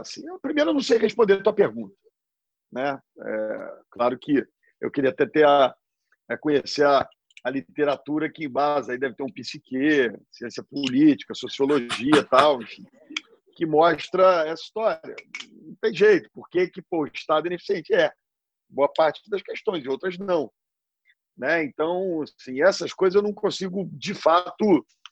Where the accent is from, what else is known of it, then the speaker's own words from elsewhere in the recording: Rio de Janeiro, Brazil; Nasci no Rio, na Zona Sul, morei no Jardim Botânico, me estudei no Colégio Santo Agostinho e formei direito na PUC